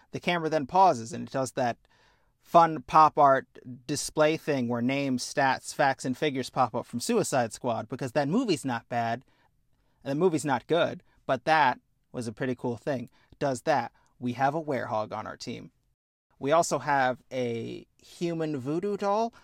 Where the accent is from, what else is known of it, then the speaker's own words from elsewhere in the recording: Midwest, United States; I'm from the Midwest